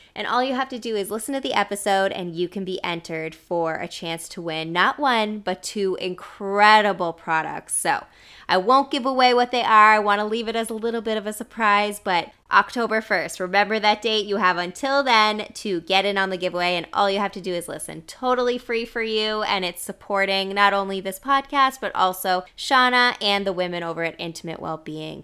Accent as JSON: {"language": "English", "region": "East Coast", "country": "Canada", "tie": "born or raised there", "moved": "yes", "lives_now": "British Columbia, Canada", "said": "growing up on the East Coast"}